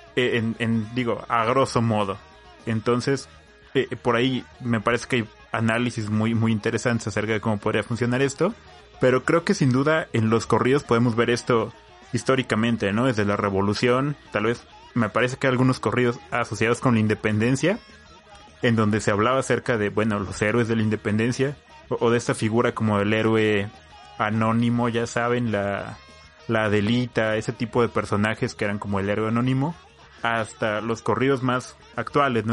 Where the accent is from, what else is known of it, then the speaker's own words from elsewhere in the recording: Mexico; los corridos son parte de, nuestra tradición como mexicanos